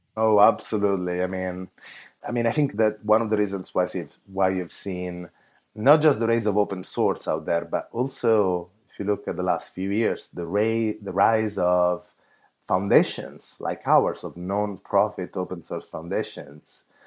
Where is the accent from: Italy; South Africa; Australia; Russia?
Italy; now in San Francisco, United States; I actually come from Italy